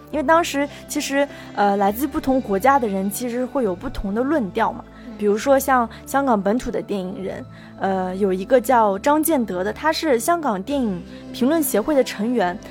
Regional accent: China; 我们内地人

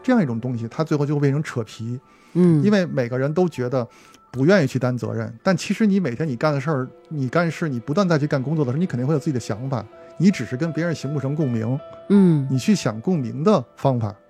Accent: Beijing, China; 作为咱们这种从小在胡同儿长大的孩子，这种感受还是比较直观的

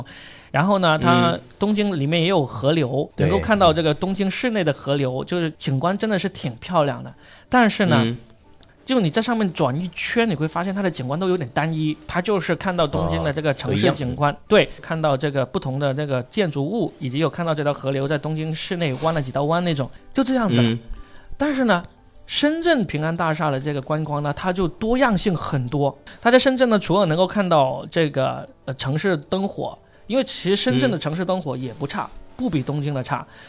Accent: China; 在我们中国人当中最有名呢是什么呢？

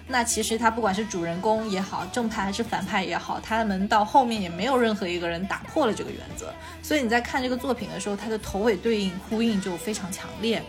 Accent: Guangdong / Hong Kong, China; accent: 港广普 (Hong Kong/Guangdong-accented Mandarin); 今天又是一场北京普通话和广东普通话的对决

